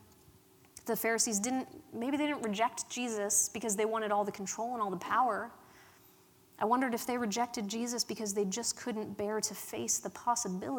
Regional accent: Pittsburgh, Pennsylvania, United States; accent: Pittsburgh; I grew up in Pittsburgh in a town, in a place called Allentown, and the accent, the Pittsburgh accent, is strong with the locals

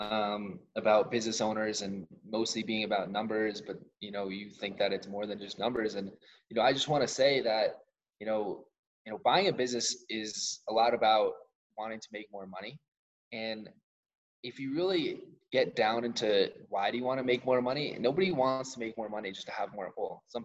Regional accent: suburbs north of New York City, United States; Like the suburbs, a little bit north of New York. Some people like to call us upstate, even though I could walk to the city

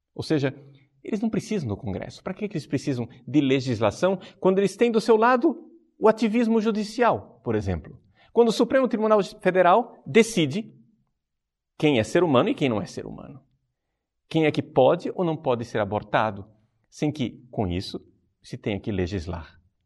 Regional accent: Brazil; como brasileiros

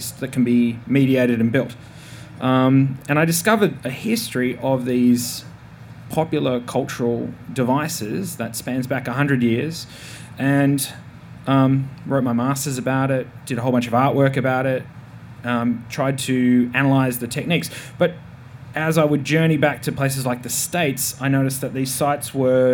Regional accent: Tasmania, Australia; I'm from Tasmania

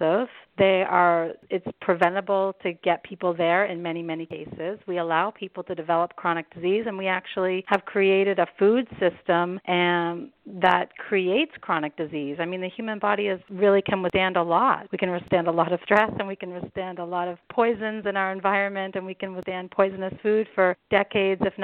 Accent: Canada; moved away as an adult; also born or lived in Germany; now in United States; I'm originally from Canada, where we have, you know, what's considered to be national health care

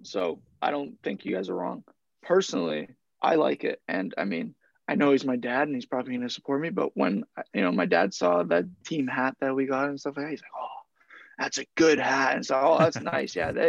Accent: York Region, Ontario, Canada; also born or lived in Australia; it's just something cool about it finally working in the area I grew up in.

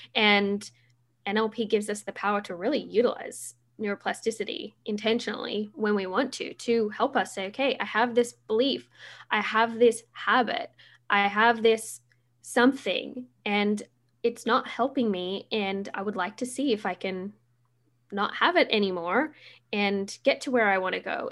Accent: Australia; now in Vancouver, Canada; I am Australian

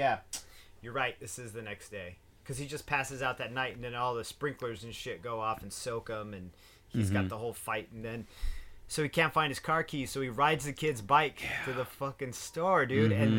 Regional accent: Arizona, United States; because I was born and raised in Arizona, you know, and I spent a lot of time drunk in Arizona.

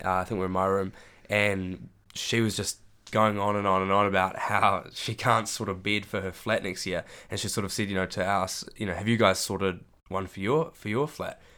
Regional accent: Christchurch, Canterbury, New Zealand; moved away as an adult; now in Dunedin, New Zealand; I'm from Christchurch. Uh, I went to St Andrews College, was my high school.

